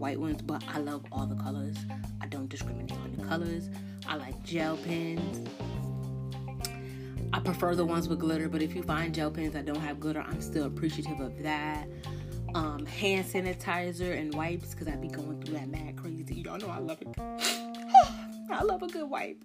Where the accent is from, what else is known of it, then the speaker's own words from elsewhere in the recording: Connecticut, United States; I'm from Connecticut